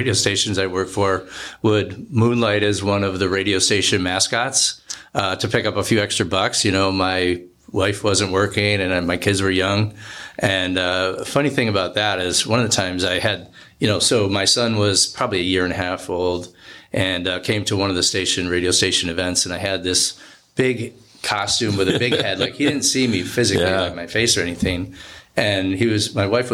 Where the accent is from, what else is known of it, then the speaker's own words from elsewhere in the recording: Rochester, New York, United States; moved away as an adult; also born or lived in Tampa, Florida / Milwaukee, Wisconsin; now in Phoenix, United States; I grew up in Rochester, New York